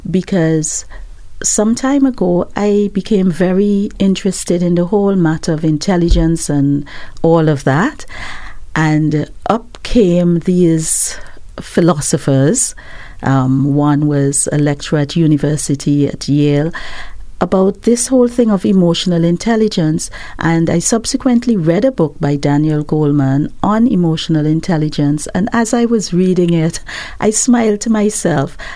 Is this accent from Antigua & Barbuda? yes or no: yes; Antigua & Barbuda; now in Barbados; I'm originally from Antigua, yes, but I've lived in Barbados most of my life.